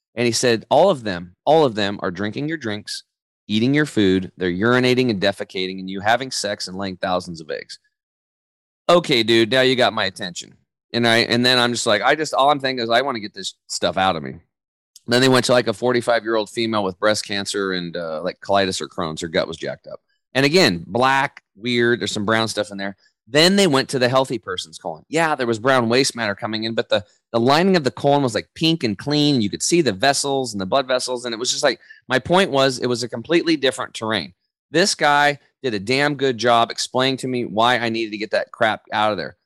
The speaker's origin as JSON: {"language": "English", "region": "Eastern Oregon", "country": "United States", "tie": "born or raised there", "said": "I grew up over in Eastern Oregon"}